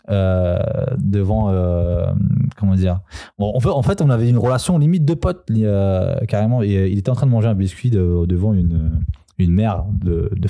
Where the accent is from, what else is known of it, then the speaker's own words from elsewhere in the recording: Serbia; born there; non, je suis né en Serbie.